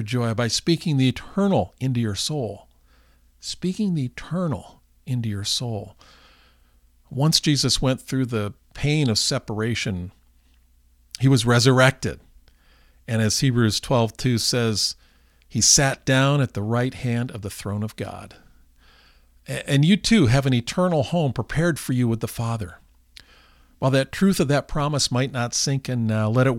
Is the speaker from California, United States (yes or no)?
yes; California, United States; we are from California